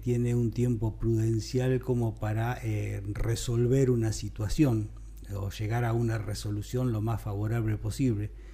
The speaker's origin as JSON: {"language": "Spanish", "town": "Carmen de Areco", "region": "Buenos Aires Province", "country": "Argentina", "tie": "born or raised there", "said": "soy de Carmen de Areco, viví toda mi vida acá"}